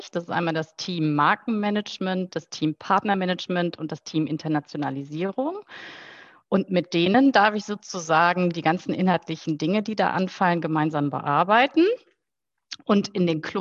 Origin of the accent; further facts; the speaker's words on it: Heinsberg, North Rhine-Westphalia, Germany; Äh, ich bin in der Tat in Heinsberg äh, aufgewachsen, bin dort äh, zur Schule gegangen und habe mich da nach der Schule auch für eine Ausbildung entschieden.